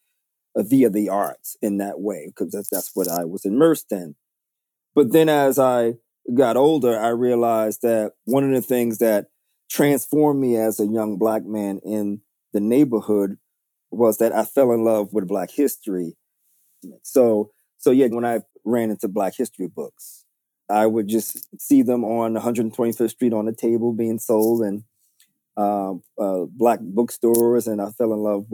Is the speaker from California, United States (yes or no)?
no; New York City, New York, United States; I was born and raised in New York City, and specifically Harlem